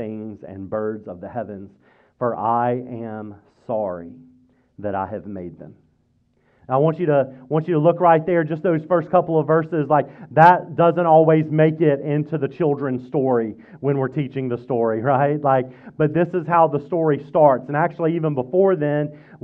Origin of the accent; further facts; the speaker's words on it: Mississippi, United States; now in Fredericksburg, United States; I grew up in Mississippi